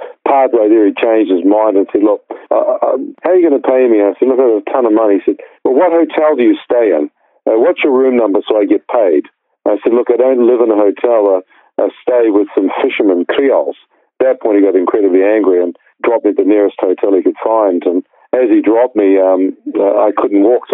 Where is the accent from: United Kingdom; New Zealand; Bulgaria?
New Zealand; I was born in New Zealand